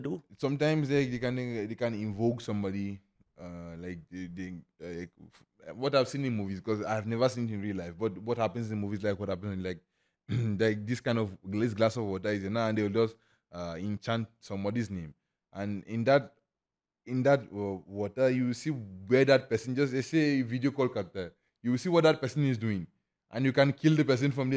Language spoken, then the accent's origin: English; Lagos, Nigeria; moved away as an adult; also born or lived in Imo State, Nigeria; now in Lucknow, India; I grew up, born and brought up in Lagos.